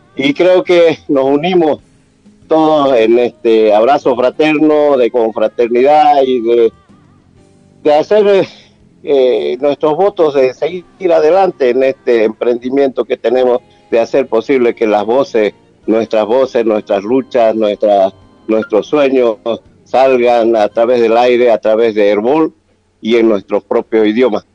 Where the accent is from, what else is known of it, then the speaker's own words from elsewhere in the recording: Bolivia; ese país, nuestro país